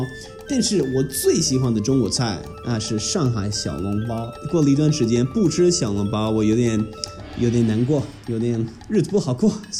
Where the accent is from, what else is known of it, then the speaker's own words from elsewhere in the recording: Australia; 我们是一个移民国家